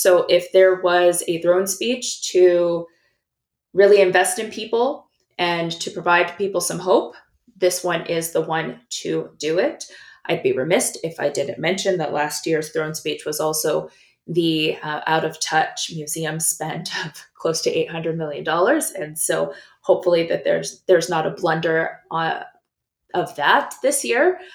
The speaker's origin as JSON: {"language": "English", "region": "British Columbia", "country": "Canada", "said": "as British Columbians"}